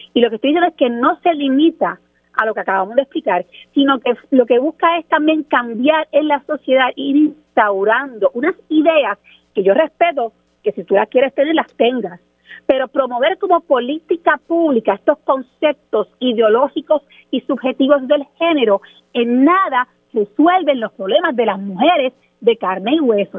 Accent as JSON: {"language": "Spanish", "country": "Puerto Rico", "said": "en Puerto Rico nosotros"}